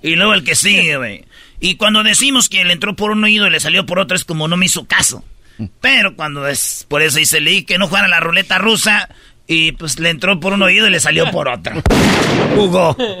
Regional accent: Jiquilpan, Michoacán, Mexico; moved away; así en mi pueblo

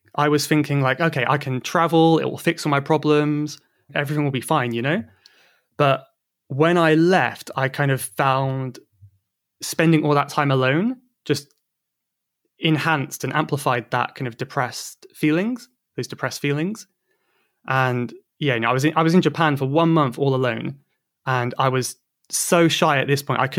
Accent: South West England, United Kingdom; So I'm from Cornwall. In the southwest of England.

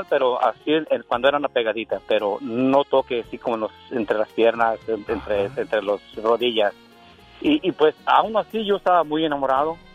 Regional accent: San Gregorio, Michoacán, Mexico; de un pueblo, de un pueblo muy querido que se llama San Gregorio, cerquita de Zaguayo.

